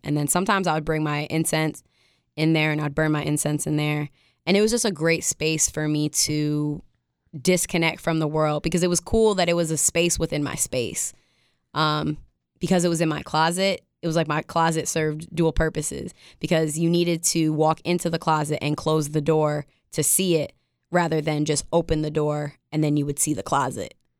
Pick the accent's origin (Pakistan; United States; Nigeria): United States; upstate New York; I'm from upstate New York